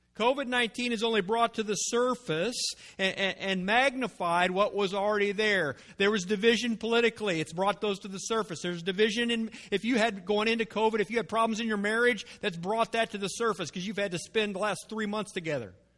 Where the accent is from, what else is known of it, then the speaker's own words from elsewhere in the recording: United States; I was born in America. I've been raised in America